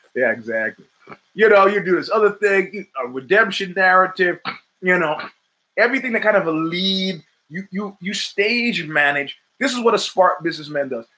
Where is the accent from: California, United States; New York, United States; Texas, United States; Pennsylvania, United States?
New York, United States; I grew up in New York in the 70s